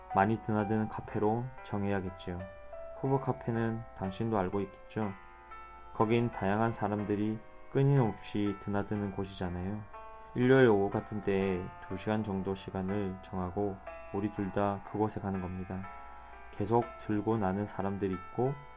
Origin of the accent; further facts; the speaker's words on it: Busan, South Korea; moved away; 저는 부산, 제 고향 부산으로 떠납니다